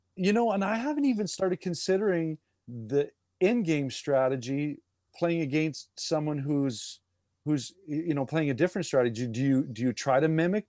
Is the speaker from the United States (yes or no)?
no; Canada; being Canadian